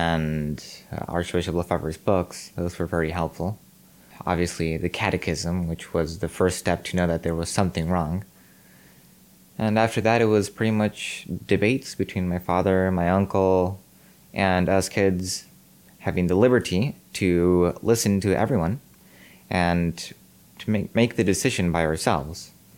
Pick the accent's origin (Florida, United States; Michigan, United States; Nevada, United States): Nevada, United States; Reno; born there; I was born in Reno, Nevada.